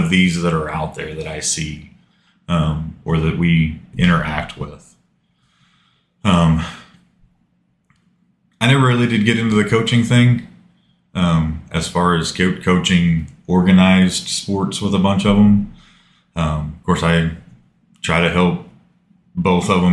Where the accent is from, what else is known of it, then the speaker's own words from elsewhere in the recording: United States; I grew up in Dell City. Lived there up until my wife and I got married when I was 20.